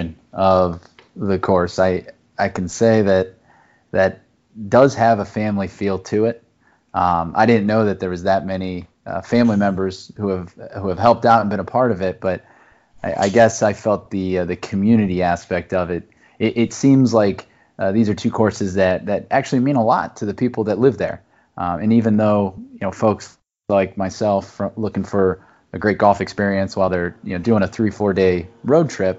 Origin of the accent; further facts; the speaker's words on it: Ohio, United States; now in Chicago, United States; I grew up in Ohio